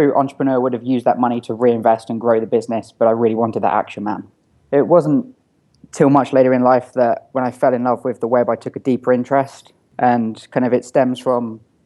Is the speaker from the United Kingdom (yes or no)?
yes; Eastbourne, South East England, United Kingdom; moved away; I'm originally from a small town called Eastbourne in England. I think it's got the highest volume of over 60s per square foot anywhere in the world.